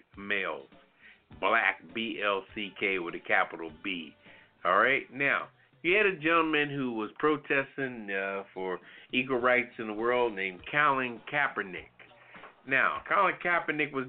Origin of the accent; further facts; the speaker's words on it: Philadelphia, Pennsylvania, United States; Born and raised in Philadelphia